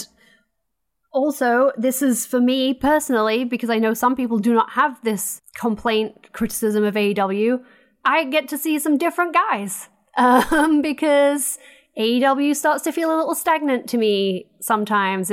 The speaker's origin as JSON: {"language": "English", "country": "United States", "said": "I'm American"}